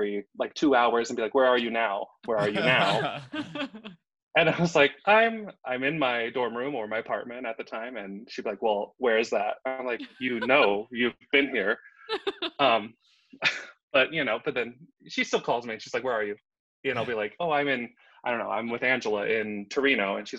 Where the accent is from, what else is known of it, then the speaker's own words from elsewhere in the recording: Southern California, United States; I grew up in Southern California